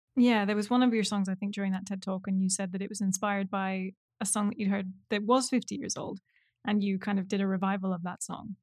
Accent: New York City, New York, United States; I'm a musician from New York City and the host of This Next Song's About.

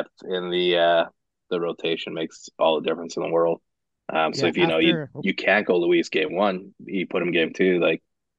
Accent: Canada; We're both Canadian

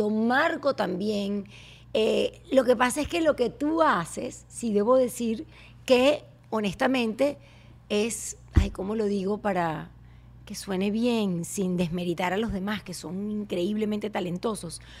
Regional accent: Venezuela

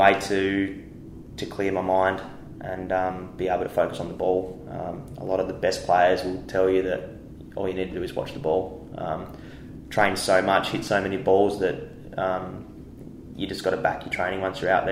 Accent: Tasmania, Australia; now in Perth, Australia; growing up in Tassie

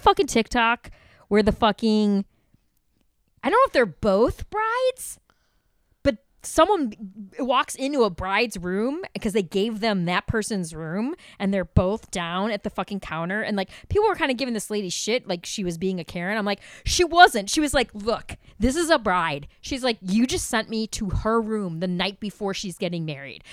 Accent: Chicago, Illinois, United States; being a Chicagoan

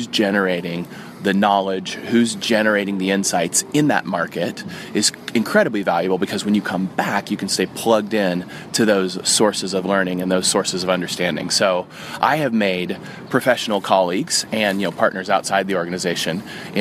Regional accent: United States; also born or lived in Oxford; the country that I'm from America

